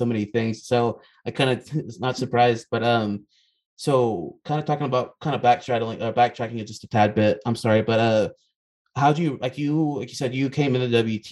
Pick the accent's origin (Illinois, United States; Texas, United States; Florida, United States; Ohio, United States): Texas, United States; Amarillo; I'm from Amarillo.